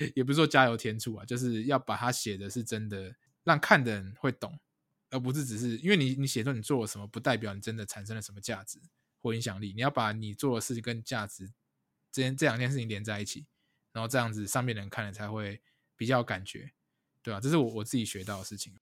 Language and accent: Chinese; Taiwan; 我们如果台湾人在这种跨国文化的呃职场上面有什么样的优势吗